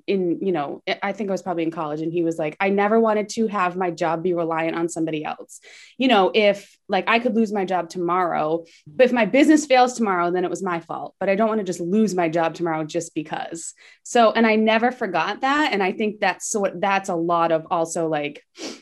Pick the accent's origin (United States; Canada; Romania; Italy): United States; Massachusetts; I was born and raised in Mass